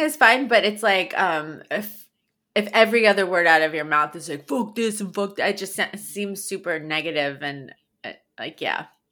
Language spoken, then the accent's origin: English; New York, United States; moved away; it's where I grew up in New York